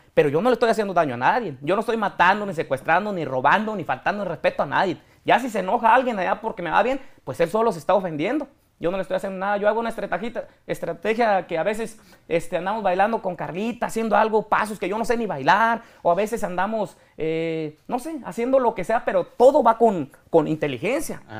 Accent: Apatzingán, Michoacán, Mexico; moved away; also born or lived in Texas; yo soy de Apatzingán de un ranchillo

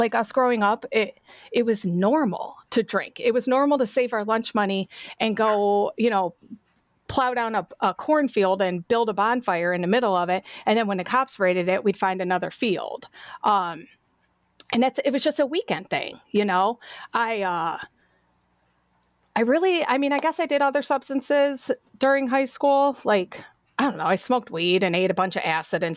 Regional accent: Avon, Ohio, United States; also born or lived in Cleveland; So I grew up in Avon, right? It's a big city now, but it was little back then.

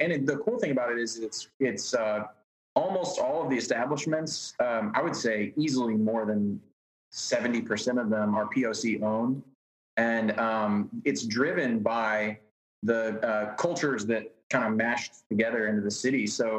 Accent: Midwest, United States; born there; now in Houston, United States; I was born in the Midwest and then came to Texas for work, and I've just moved further and further south, and I landed in Houston not knowing anybody.

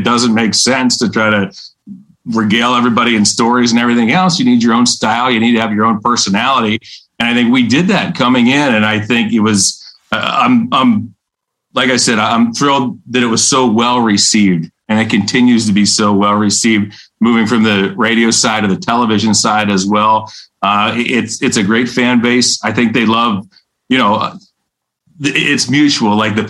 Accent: Western Pennsylvania, United States; moved away; I'm from Western Pennsylvania, right? So there's no NBA team there. I grew up watching the Penguins.

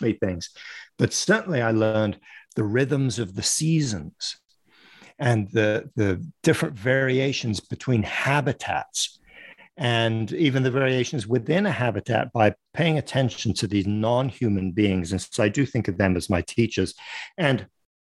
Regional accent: Paris, Île-de-France, France; moved away as an adult; also born or lived in London, United Kingdom; now in United States; I live in the United States, but I grew up in France and in and around Paris. I was born in London

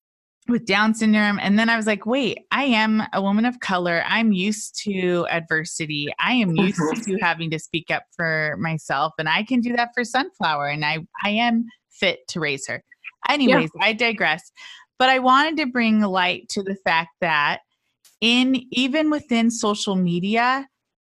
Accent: Orange County, California, United States; I grew up in Orange County

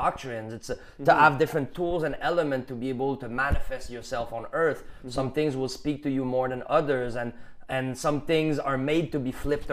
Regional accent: Quebec, Canada; accent: Canadian general accent; English is a second language; being Quebecois is a new identity

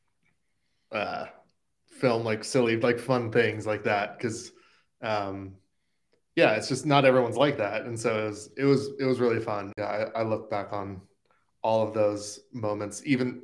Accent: Southern California, United States; now in Nashville, United States; I grew up in Southern California

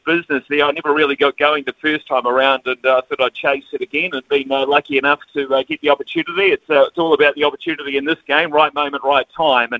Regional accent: Palmerston North, Manawatū-Whanganui, New Zealand; growing up in Palmerston North

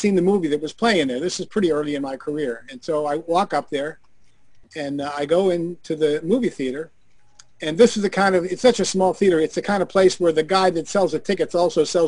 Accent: Pittsburgh, Pennsylvania, United States; Squirrel Hill is the community I grew up in Pittsburgh, Pennsylvania

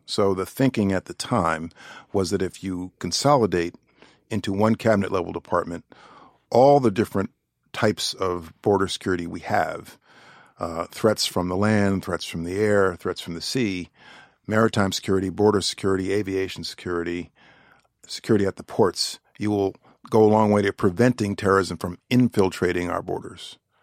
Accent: New York, United States; I'm a New Yorker

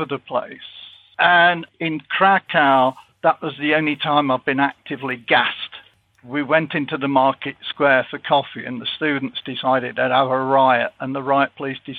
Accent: Leicester, East Midlands, United Kingdom; I come from Leicester

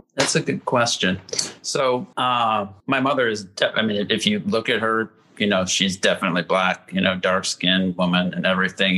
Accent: Indiana, United States; moved away as an adult; also born or lived in Gary, Indiana; now in Chicago, United States; I started out uh, close to Gary, Indiana. That's where mm. my hmm. mom's from. That's where my grandma still lives, and um, that was till like age 10, and then you know, through um, through age 18, when I left home, I was in a smaller town um, and more rural Indiana

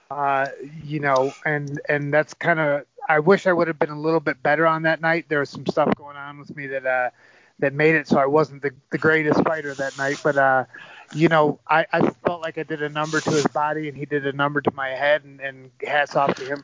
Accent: Ann Arbor, Michigan, United States; would take a lot of pride in that in the fact that I'm from Ann Arbor, you know.

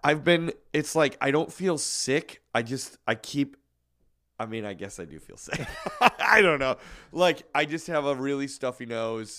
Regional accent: Chicago, Illinois, United States; When I grew up in Chicago, the church that I went

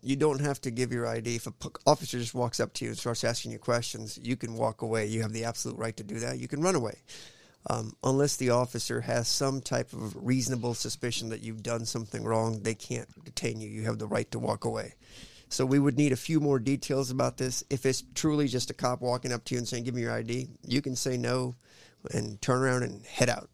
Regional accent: Oskaloosa, Iowa, United States; also born or lived in India; I grew up in Iowa, man. We moved from in, India. We moved straight to Oskaloosa, Iowa

